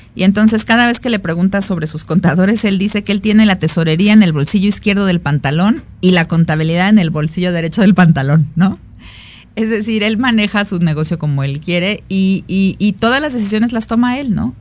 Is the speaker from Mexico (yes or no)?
yes; Mexico; yo también soy mexicana